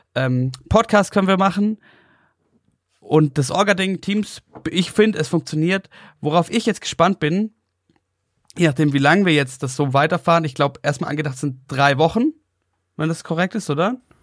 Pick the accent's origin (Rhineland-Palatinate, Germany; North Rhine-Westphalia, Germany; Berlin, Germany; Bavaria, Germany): Bavaria, Germany; Oberstdorf; now in Munich, Germany; meinen Geburtsort nach Oberstdorf